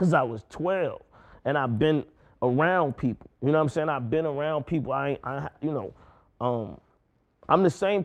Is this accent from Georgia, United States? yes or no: yes; College Park, Georgia, United States; I'm from College Park. I'm from Old National Highway